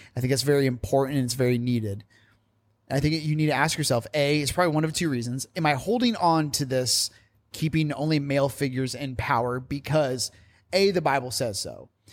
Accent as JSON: {"language": "English", "region": "Indiana", "country": "United States", "said": "I'm from Indiana, and I always get told that I say the word women weirdly"}